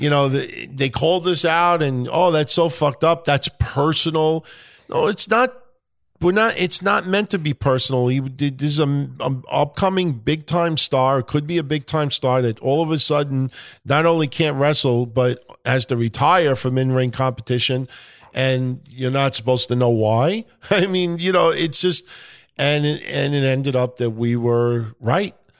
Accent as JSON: {"language": "English", "region": "New York", "country": "United States", "accent": "New York", "said": "my New York accent"}